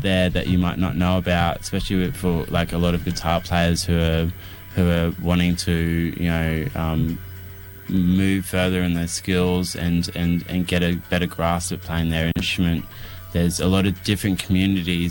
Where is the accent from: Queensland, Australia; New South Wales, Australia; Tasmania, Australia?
Queensland, Australia; Rockhampton; moved away as an adult; also born or lived in West End, Brisbane; now in Victoria, Australia; I was born in Rockhampton and lived in West End for the last 4 years.